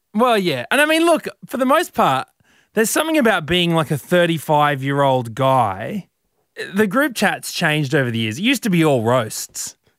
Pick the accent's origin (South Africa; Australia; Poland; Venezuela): Australia; Brisbane, Queensland; moved away; I'm from Brizzy, Brizzy boy.